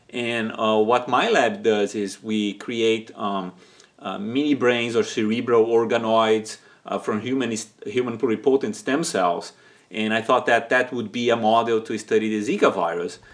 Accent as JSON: {"language": "English", "country": "Brazil", "tie": "born or raised there", "moved": "as an adult", "lives_now": "San Diego, United States", "said": "it's my, uh, my home country"}